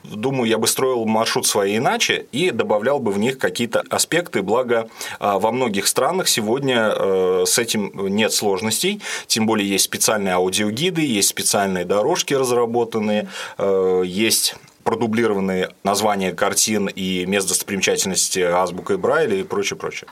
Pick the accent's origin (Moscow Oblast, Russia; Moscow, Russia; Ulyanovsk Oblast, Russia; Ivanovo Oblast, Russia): Ulyanovsk Oblast, Russia; Ulyanovsk; мы с родителями из Дальнего Засвияжа переехали в самый центр, я живу на Гончарова